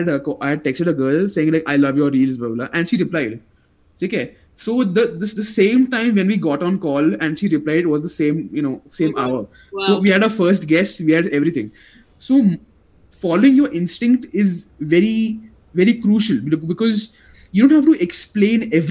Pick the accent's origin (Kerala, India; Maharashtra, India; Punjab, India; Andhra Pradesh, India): Maharashtra, India; Ahmednagar; I'm from a place called Ahmednagar. It's in Maharashtra.